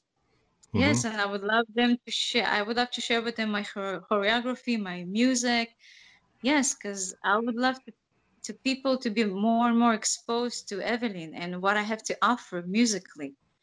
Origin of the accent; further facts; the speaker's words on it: Uzbekistan; born there; I was born in Uzbekistan, and I'm coming from an educated and conservative family.